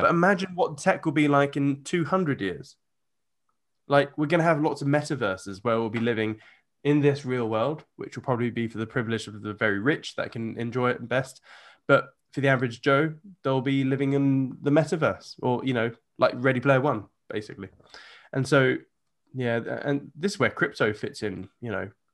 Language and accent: English; United Kingdom; I'm a Brit